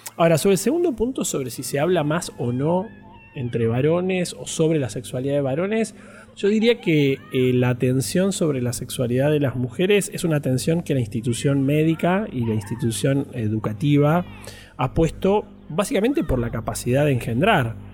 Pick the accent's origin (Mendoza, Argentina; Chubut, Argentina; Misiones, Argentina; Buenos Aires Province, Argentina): Chubut, Argentina; Trelew; moved away; also born or lived in Buenos Aires; nací en Trelew, en la provincia del Chubut